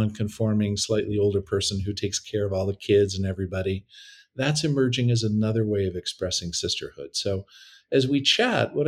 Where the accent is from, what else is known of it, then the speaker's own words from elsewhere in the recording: Canada; moved away as an adult; also born or lived in Toronto; now in San Francisco, United States; I'm Canadian.